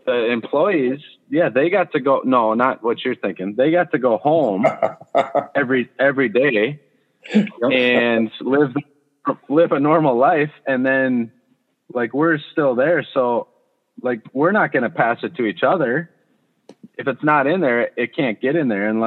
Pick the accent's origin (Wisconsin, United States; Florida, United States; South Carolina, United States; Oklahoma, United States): Wisconsin, United States; Madison; moved away as an adult; also born or lived in Nashville; an East Sider from Madison